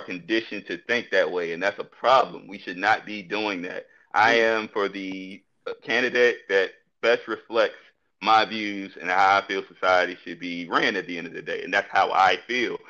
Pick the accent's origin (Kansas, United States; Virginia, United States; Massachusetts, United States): Virginia, United States; Petersburg; I'm from Petersburg